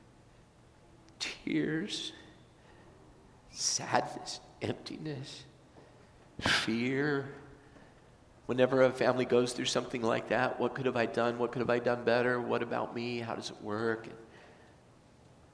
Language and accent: English; California, United States; moved away; I was from California